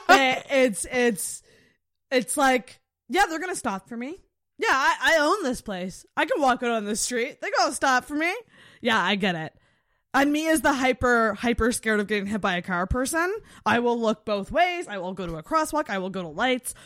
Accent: Antigonish, Nova Scotia, Canada; I'm from Agamish

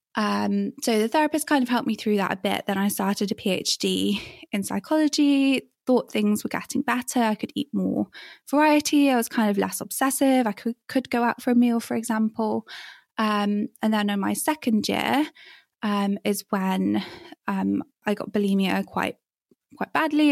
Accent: England, United Kingdom; moved away as an adult; growing up in England when I did

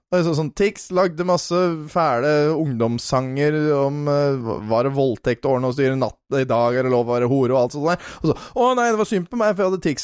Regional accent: Norway; Vi er jo nordmenn, jo også

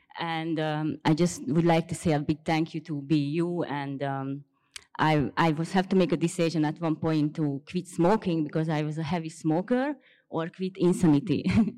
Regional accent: Hungary; So yeah, I'm from Hungary. I come here from Hungary to see you.

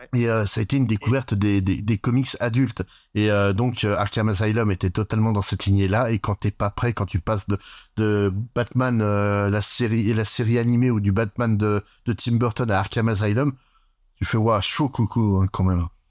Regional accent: France; chez nous en France

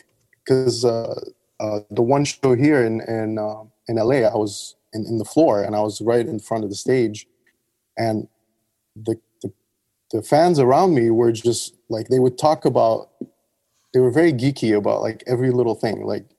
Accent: Dubai, United Arab Emirates; Yeah, Dubai. I grew up in Dubai. I've been all over the place.

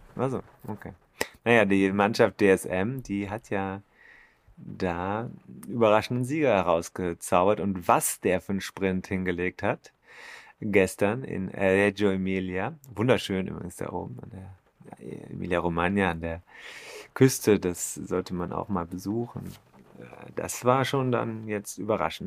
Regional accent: Germany; als Deutscher

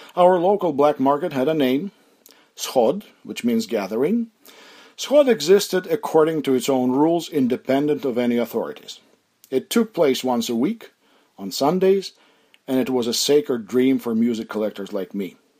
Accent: Mykolaiv, Mykolaiv Oblast, Ukraine; My hometown of Nikolaev is a seaport

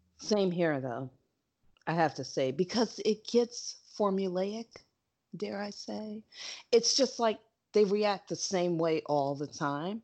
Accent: New York, United States; I'm a New Yorker

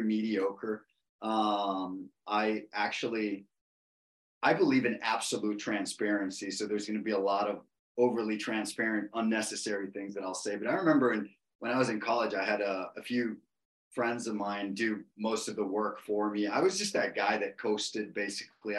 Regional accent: Costa Rica; I'm from Costa Rica

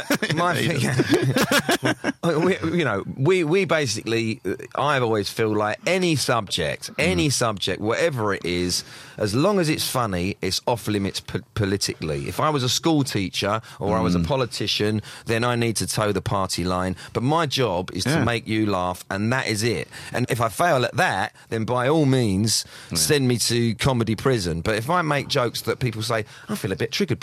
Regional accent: London, United Kingdom; So I'm from that area. I'm working class from that area.

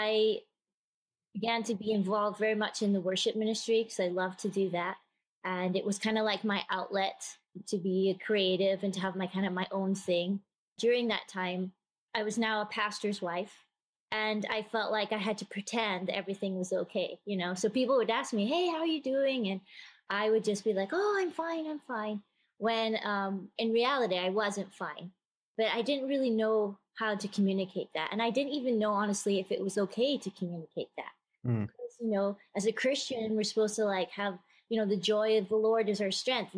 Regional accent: Scotland, United Kingdom; moved away as an adult; also born or lived in Texas; I'm originally from Scotland

